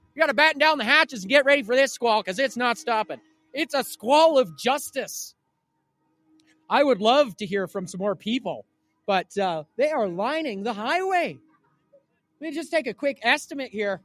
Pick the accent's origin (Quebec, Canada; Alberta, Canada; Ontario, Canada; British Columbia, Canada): British Columbia, Canada; Cariboo; we are from the Caribou here